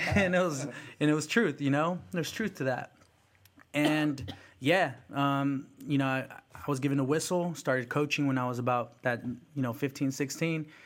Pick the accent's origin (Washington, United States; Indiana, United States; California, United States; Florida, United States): California, United States; South San Francisco; English is a second language; also born or lived in El Salvador; I came to the United States, Mission District, San Francisco. Um, then you know I, I was you know I, I learned English, went to went to kindergarten in South San Francisco, and uh, all middle school, high school in South City. Um, so I'm very much a Bay kid.